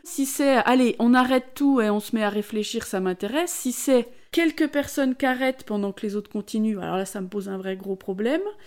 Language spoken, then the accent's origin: French; Besançon, Bourgogne-Franche-Comté, France